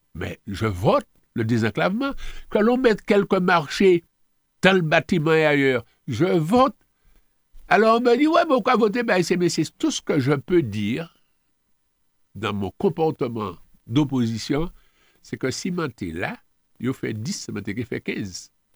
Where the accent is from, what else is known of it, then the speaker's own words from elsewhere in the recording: Martinique; On est Martiniquais